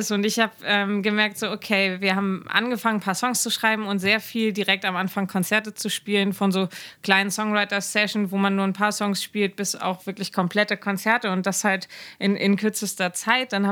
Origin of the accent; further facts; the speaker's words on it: Schleswig-Holstein, Germany; first language German; ich bin in Schleswig-Holstein aufgewachsen